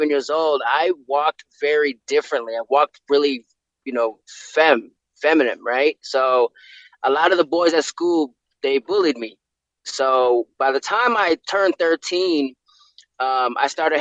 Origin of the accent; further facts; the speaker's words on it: Milwaukee, Wisconsin, United States; Born and raised in Milwaukee, Wisconsin, inner city, South Side.